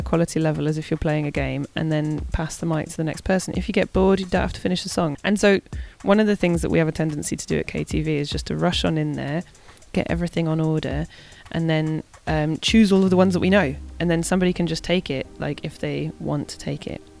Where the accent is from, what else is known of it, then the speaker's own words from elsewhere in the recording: Argentina; people know I'm from Argentina, so they love to hear me singing this song.